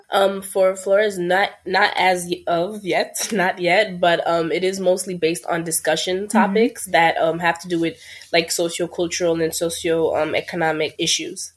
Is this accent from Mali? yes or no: yes; Mali; moved away; I'm originally from Mali, which is in West Africa.